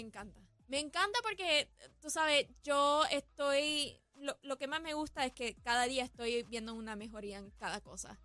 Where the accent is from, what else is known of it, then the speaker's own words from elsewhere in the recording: Puerto Rico; mi pueblo, a Puerto Rico